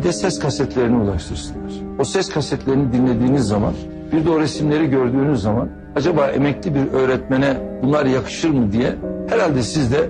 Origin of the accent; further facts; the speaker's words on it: Hopa, Artvin, Turkey; Ben Opalıyım